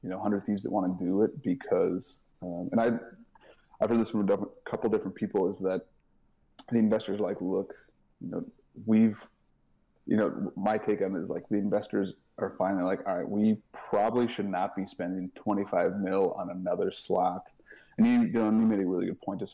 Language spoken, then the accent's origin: English; Minnesota, United States; I'm from Minnesota